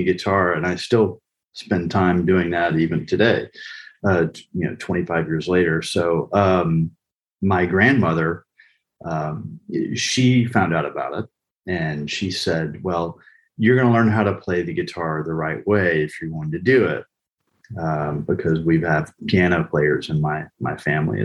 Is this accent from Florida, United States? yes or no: yes; Pensacola, Florida, United States; moved away; also born or lived in Austin, Texas / Bolivia; I grew up in Pensacola, Florida. My father was military